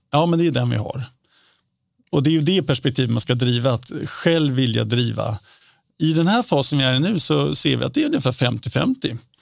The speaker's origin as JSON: {"language": "Swedish", "country": "Sweden", "said": "som svensk"}